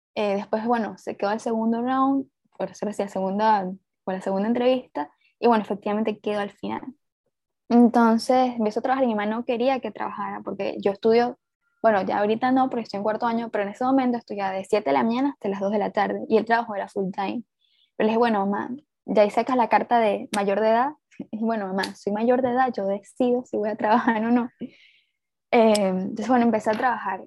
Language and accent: Spanish; Puerto Ordaz, Bolívar, Venezuela; yo vengo de Puerto Ordaz, ah, bueno, soy de Venezuela